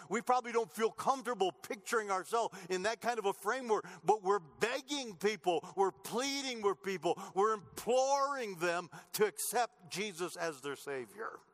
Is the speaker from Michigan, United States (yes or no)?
yes; Clinton, Michigan, United States; moved away as an adult; now in Colorado, United States; I don't go home very often to Michigan where I grew up